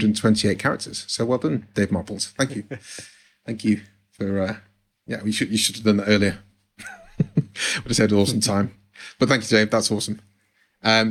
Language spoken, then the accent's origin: English; Manchester area, North West England, United Kingdom; neither's where I'm from, but I still say Manchester